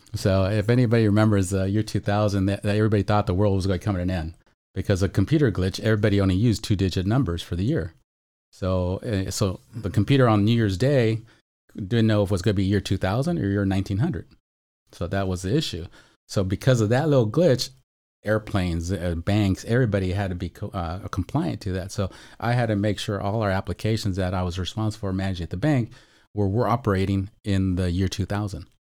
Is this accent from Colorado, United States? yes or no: no; Chula Vista, California, United States; also born or lived in North County San Diego; I'm Chula Vista gra-, raised, born and raised, hospitaled, and, um, now I'm, of course, in North County